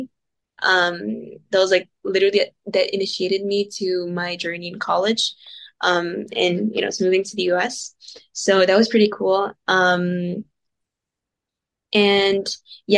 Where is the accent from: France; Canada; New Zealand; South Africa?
France; Paris, Île-de-France; I was born in Paris